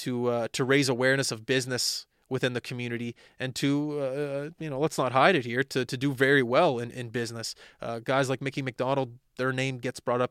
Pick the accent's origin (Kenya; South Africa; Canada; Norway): Canada; Halifax, Nova Scotia; I myself grew up in Clayton Park